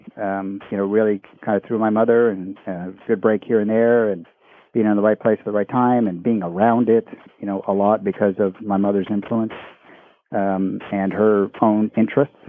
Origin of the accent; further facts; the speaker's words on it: Gaithersburg, Maryland, United States; I grew up in the Maryland area, Gaithersburg, Maryland